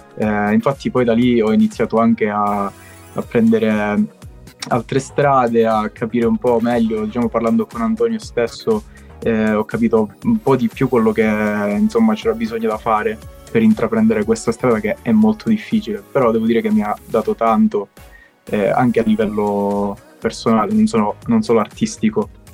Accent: Castrolibero, Calabria, Italy; io sono un cantautore calabrese, come dicevo eh, sono di Castro Libero, piccolo comune in provincia di Cosenza.

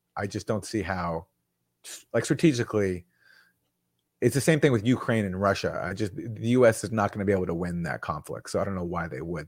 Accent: Vancouver, British Columbia, Canada; I'm from Vancouver, Canada

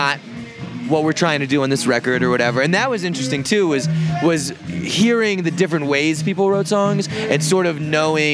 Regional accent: Virginia, United States; moved away as an adult; also born or lived in San Francisco Bay Area; now in San Francisco, United States; I'm from Virginia.

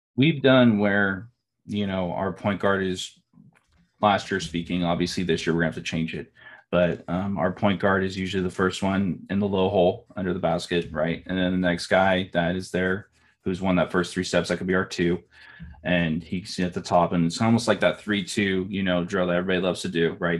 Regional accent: Bakersfield, California, United States; I'm from Bakersfield, California

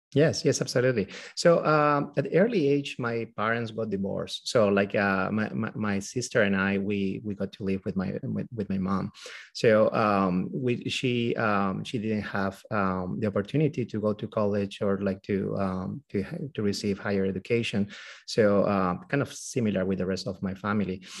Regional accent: Peru; moved away as an adult; now in United States; we both are from Peru. We're from South America. Uh, we were born there and, uh, we, um, did also, I mean, like, all our school and medical school over there

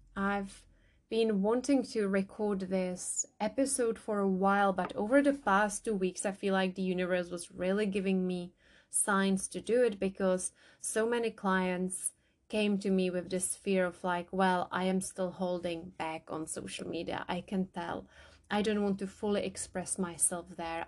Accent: Czechia; now in England, United Kingdom; I grew up in the Czech Republic, now I live in England

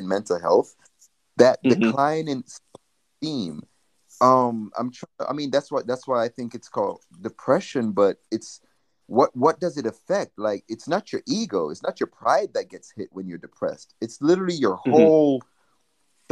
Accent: Jamaica; now in United States; when I grew up in Jamaica

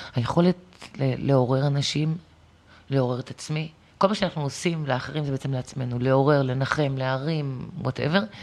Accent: Acre, Northern District, Israel; גם אנחנו העכואים, אני נולדתי שם

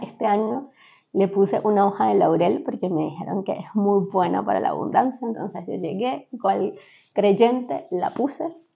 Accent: Venezuela; moved away; como venezolanos, en Venezuela se estila mucho

